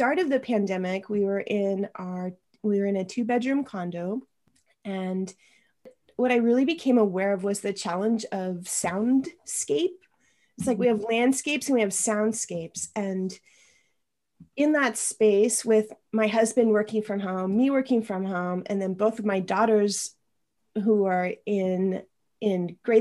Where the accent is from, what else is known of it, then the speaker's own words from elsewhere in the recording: Spokane, Washington, United States; moved away as an adult; also born or lived in Iowa; now in Santa Cruz, United States; I grew up in Eastern Washington, near Spokane, right outside of Spokane